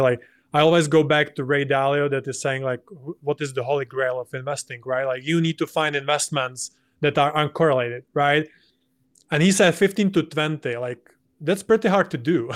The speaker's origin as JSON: {"language": "English", "country": "Czechia", "said": "to my home country"}